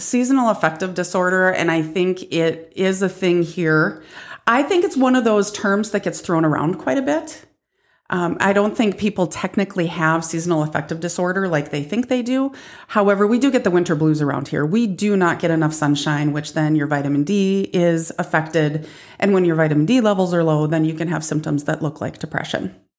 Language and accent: English; North Dakota, United States; now in South Dakota, United States; 'cause I'm from North Dakota and we're better up there.